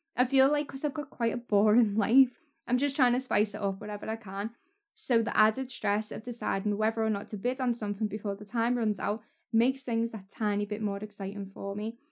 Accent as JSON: {"language": "English", "town": "Waterloo", "region": "North West England", "country": "United Kingdom", "said": "I'm from Waterloo, which is North Liverpool"}